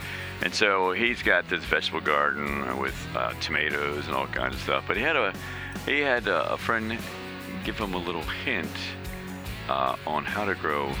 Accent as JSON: {"language": "English", "region": "Maryland", "country": "United States", "tie": "born or raised there", "moved": "yes", "said": "And I'm from Maryland"}